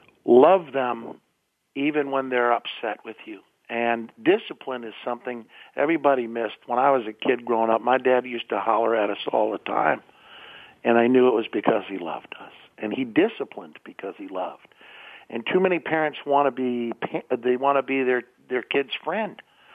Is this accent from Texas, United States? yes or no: no; Pittsburgh, Pennsylvania, United States; also born or lived in St. Louis; that's because I was raised in Pittsburgh and St. Louis.